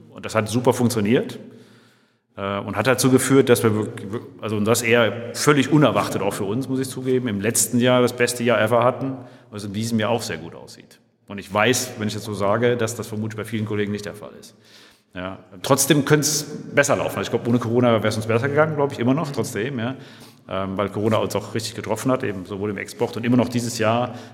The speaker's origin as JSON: {"language": "German", "region": "North Rhine-Westphalia", "country": "Germany", "tie": "born or raised there", "said": "Also ich komme aus einem Dorf, dorfliche Umgebung. Ich habe als Kind so die typischen Sachen auf dem Dorf in, in, in, am Niederrhein, in der Nähe von Mönchengladbach"}